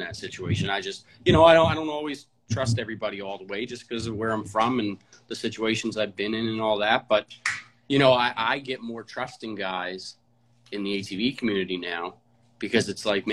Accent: Halifax, Nova Scotia, Canada; I'm from Halifax. I was born and raised in Halifax, Herring Cove, Spryfield

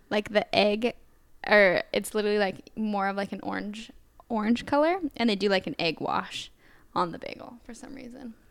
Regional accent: California, United States; also born or lived in Tacoma, Washington; now in Portland, United States; I'm mainly from California

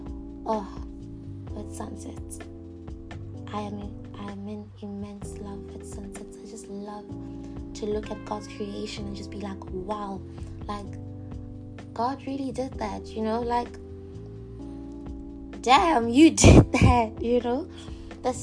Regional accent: Botswana; I am from Botswana

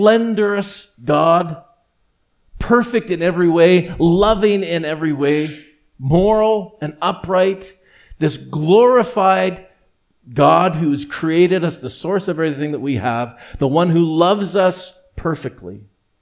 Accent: Edmonton, Alberta, Canada; also born or lived in Vancouver; grow up not only in the same church, the same community, actually in the very same house

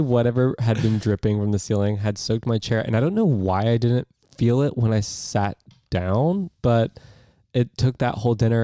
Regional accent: United States

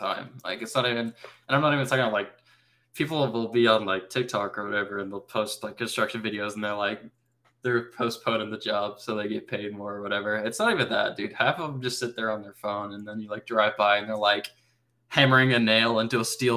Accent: Florida, United States; moved away; I'm from Florida

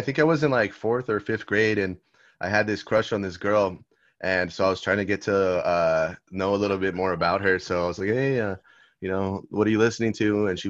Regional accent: Argentina; I'm like Argentinian.

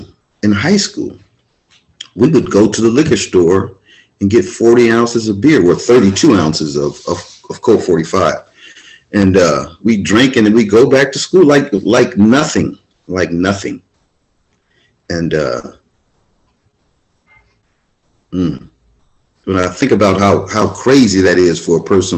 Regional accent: Venice, California, United States; I'm born and raised in Venice, California

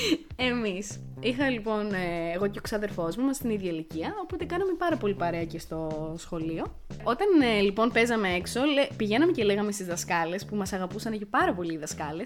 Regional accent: Crete, Greece; also born or lived in Ierapetra; μεγάλωσα σε ένα χωριό τη Κρήτη

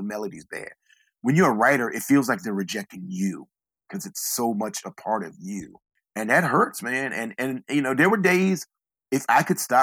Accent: Southeastern Virginia, United States; I'm from Southeastern Virginia. I live in a small town

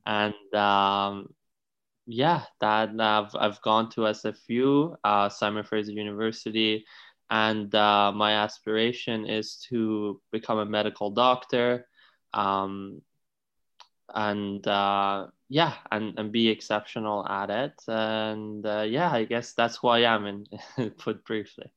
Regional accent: Iran; also born or lived in Italy; now in Canada; I was born and raised in Iran in a pretty traditional family

